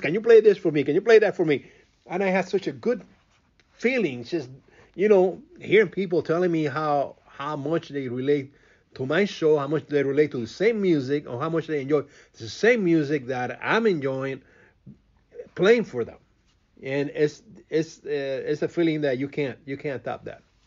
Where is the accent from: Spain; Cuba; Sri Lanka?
Cuba; first language Spanish; English is a second language; now in Chicago, United States; growing up in Cuba, it's, it's, it's a complete different um, different world